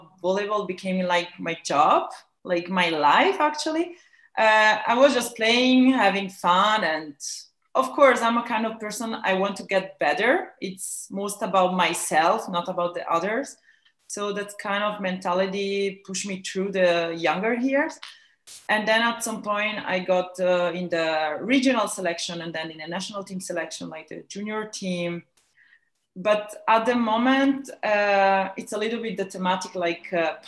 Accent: Ticino, Switzerland; in Ticino, is the Swiss Italian part of Switzerland, in a little village.

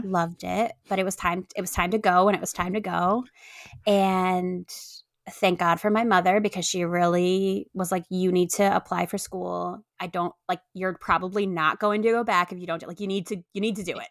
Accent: Puerto Rico; moved away as an adult; also born or lived in upstate New York; I grew up in upstate New York, and then I grew up in Puerto Rico

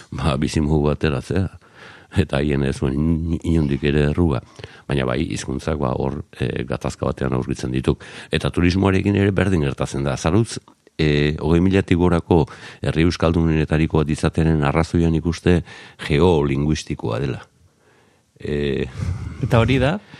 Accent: Zarautz, Basque Country, Spain; also born or lived in Azken Portu; garoako kaletik bai lehen mamis taberna zegoenaren gainean jaiotako nauke

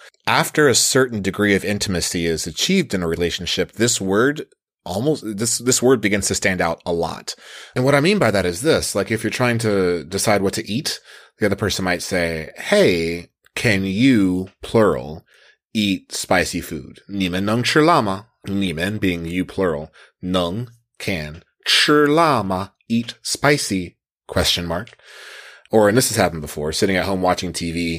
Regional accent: United States; moved away as an adult; now in China; seeing me as an American

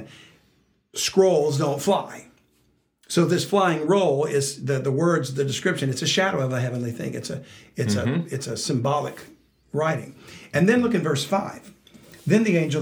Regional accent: Louisiana, United States; I'm from Louisiana

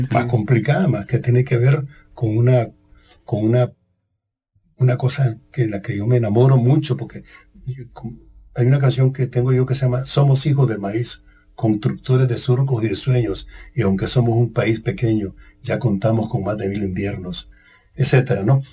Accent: Somoto, Madriz, Nicaragua; moved away as an adult; now in Costa Rica; mi casa, en mi pueblo, allá en la Cochinchina, en la frontera con Honduras, Somoto se llama

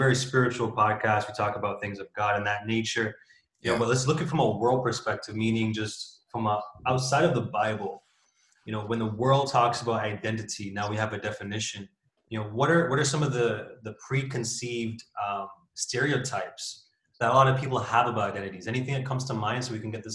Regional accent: Jamaica; moved away; As a Jamaican, as a person of color, my friends would always, once you say, oh, I'm from Jamaica

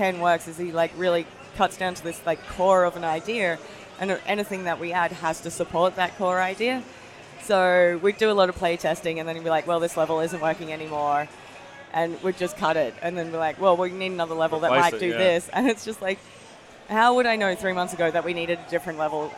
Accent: Australia; I'm Japanese Australian

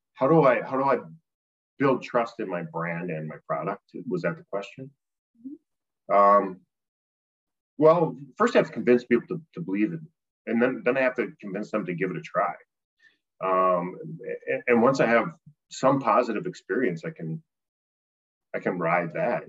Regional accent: Appleton, Wisconsin, United States; my hometown Appleton has, you know, 5,000 teachers and 5,000 students

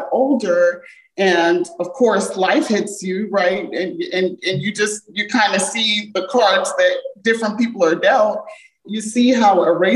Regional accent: Montgomery County, Maryland, United States; accent: American; also born or lived in Jamaica; I grew up in Montgomery County, Maryland, and it's very diverse here

